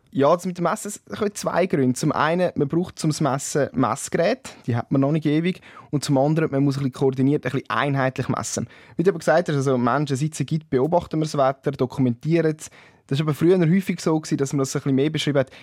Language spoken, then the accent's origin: German; Switzerland; bei uns in der Schweiz